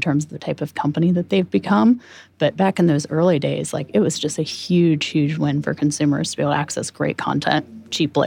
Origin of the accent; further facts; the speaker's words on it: Manitou, Illinois, United States; moved away; my hometown festival is also called the Popcorn Festival.